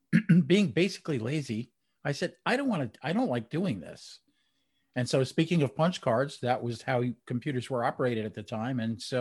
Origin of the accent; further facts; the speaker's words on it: New Jersey, United States; But I grew up in New Jersey, just outside of New York City. I used to be able to walk across the George Washington Bridge into Manhattan